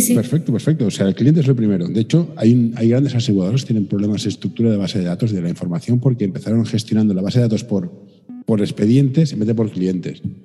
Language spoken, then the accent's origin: Spanish; Barcelona, Catalonia, Spain; aquí en mi ciudad natal